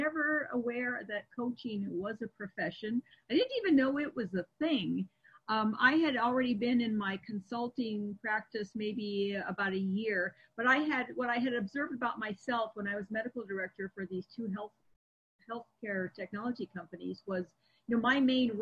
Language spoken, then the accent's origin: English; Seattle, Washington, United States; my hometown where I was practicing of Seattle